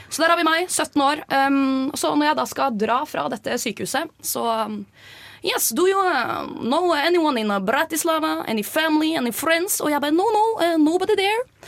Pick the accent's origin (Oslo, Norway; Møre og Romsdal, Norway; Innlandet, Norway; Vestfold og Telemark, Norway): Oslo, Norway; er også fra Oslo og studerer industriell design